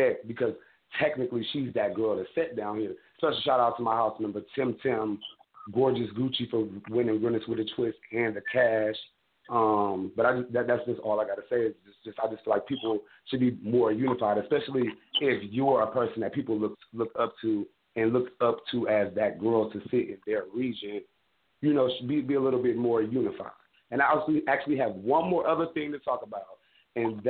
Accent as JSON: {"language": "English", "region": "Midwest", "country": "United States", "said": "I'm from the Midwest, and being from the Midwest"}